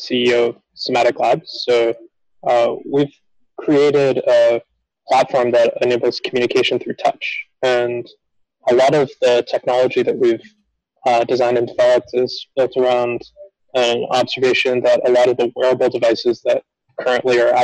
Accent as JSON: {"language": "English", "town": "Phoenix", "region": "Arizona", "country": "United States", "tie": "born or raised there", "said": "I grew up in Phoenix, Arizona"}